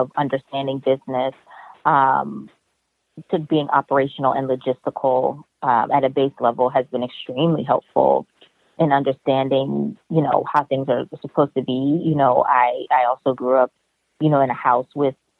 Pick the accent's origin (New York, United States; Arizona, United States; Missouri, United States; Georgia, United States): New York, United States; New York City; I'm from Harlem in Brooklyn